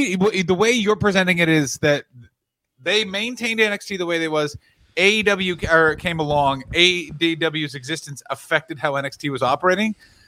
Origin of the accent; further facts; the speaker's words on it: Cuba; Actually, I'm from Cuba, which is in fact not Mexico.